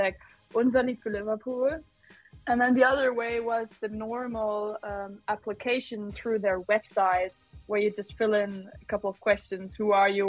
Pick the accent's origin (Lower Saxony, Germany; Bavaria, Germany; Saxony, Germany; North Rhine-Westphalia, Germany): North Rhine-Westphalia, Germany; Düsseldorf; Eurovision once came to Düsseldorf, to my hometown, home city. So I was about, I don't know, 12, 13 or so